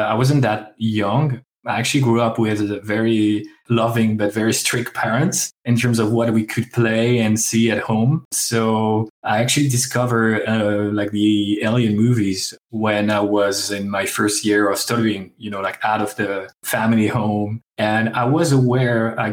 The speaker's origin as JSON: {"language": "English", "country": "France", "tie": "born or raised there", "second_language": "English", "said": "I am a kid from French countryside, so I apologize for the bad English and the accent"}